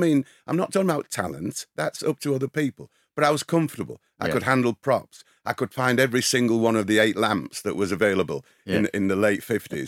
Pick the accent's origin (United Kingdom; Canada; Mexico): United Kingdom; England; born there; There is a lot in this wonder, and it is the happy accident of being born English first, British, with our English language